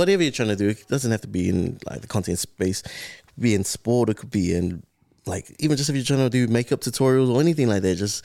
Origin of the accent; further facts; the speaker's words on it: Auckland, New Zealand; I was raised here in South Auckland